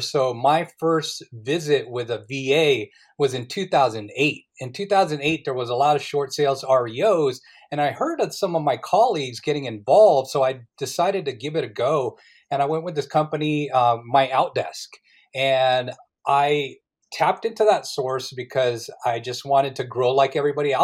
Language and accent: English; Philippines; I'm Filipino.